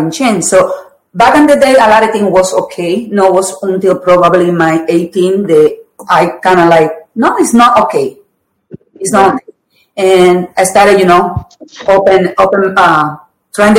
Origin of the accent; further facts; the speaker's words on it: Puerto Rico; I grew up in a very poor neighborhood in Puerto Rico